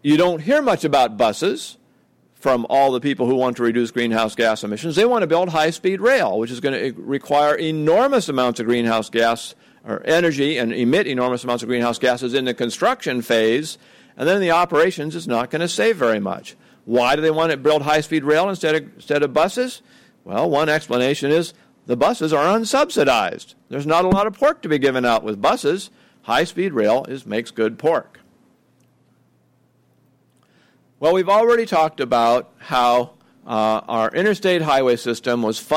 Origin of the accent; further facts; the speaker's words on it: Oregon, United States; My home state of Oregon